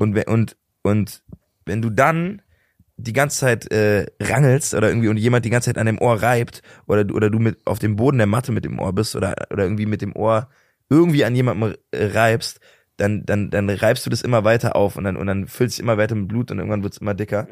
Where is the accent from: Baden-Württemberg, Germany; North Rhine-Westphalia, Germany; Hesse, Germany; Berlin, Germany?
Berlin, Germany; ich komme aus Berlin, ich lebe immer noch da und ich find's immer noch super geil